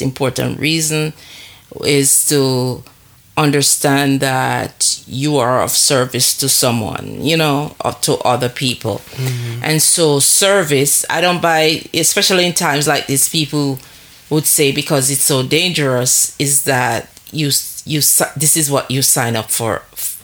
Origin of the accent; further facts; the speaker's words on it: Jamaica; moved away as an adult; living in a new, different country from the one that I was born